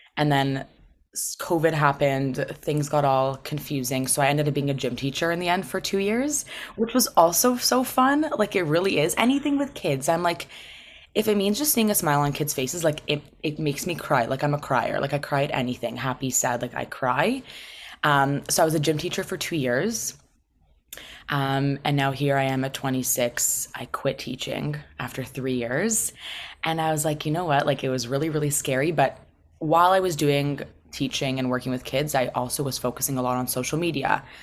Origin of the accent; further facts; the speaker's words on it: Toronto, Ontario, Canada; I was born and raised in Toronto.